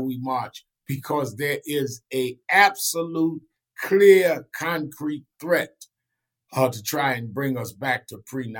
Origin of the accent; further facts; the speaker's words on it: New York, United States; I came out of the North. And in particular, I was born and raised in New York.